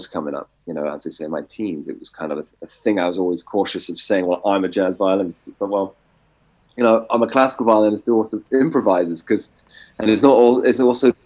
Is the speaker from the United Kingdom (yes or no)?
yes; England, United Kingdom; moved away as an adult; also born or lived in Boston, United States; now in Texas, United States; Growing up in England